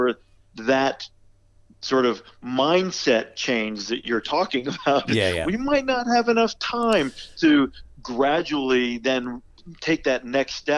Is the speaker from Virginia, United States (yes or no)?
yes; Virginia Peninsula, United States; I grew up on the Virginia Peninsula